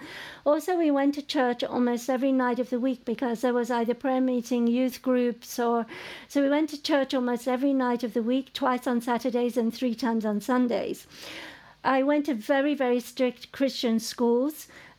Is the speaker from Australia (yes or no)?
no; England, United Kingdom; growing up in England